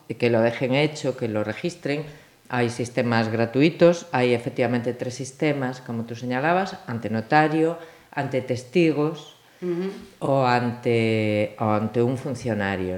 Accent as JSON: {"language": "Spanish", "region": "Galicia", "country": "Spain", "tie": "born or raised there", "said": "yo soy gallega de pura cepa"}